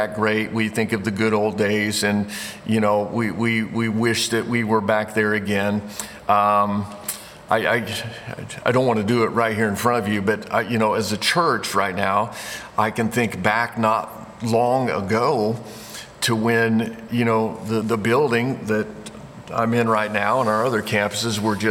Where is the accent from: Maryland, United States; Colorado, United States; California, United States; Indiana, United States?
Indiana, United States; moved away as an adult; I grew up in Indiana. Moved away from there when I was 18 years old to go to college